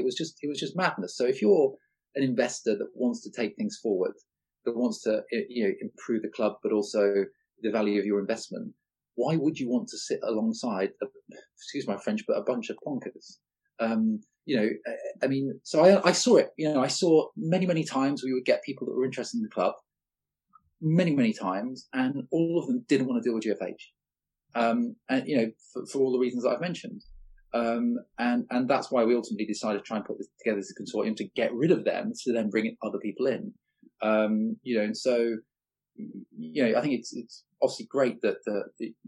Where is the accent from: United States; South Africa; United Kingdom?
United Kingdom; Leeds, Yorkshire and the Humber; also born or lived in Salford; I was born in Salford, in Manchester, never lived there. My parents basically were from Leeds, as were their family. And I wasn't, you know, I grew up in Leeds